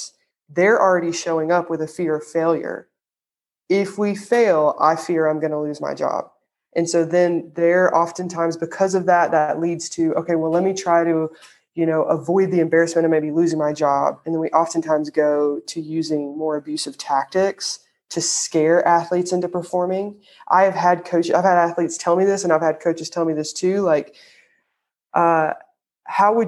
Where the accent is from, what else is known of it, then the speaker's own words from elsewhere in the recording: the South, United States; accent: Southern; my Southern accent just came out